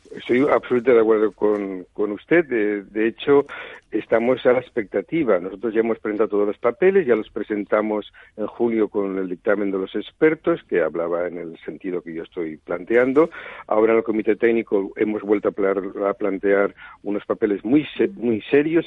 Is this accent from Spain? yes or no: yes; Spain; Nosotros somos un país de la Europa